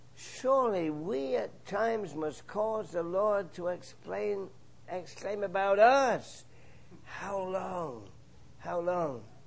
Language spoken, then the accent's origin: English; England, United Kingdom; moved away; my home country, England